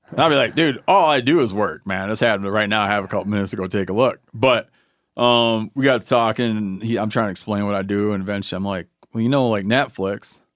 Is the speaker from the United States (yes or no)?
yes; Michigan, United States; my home state of Michigan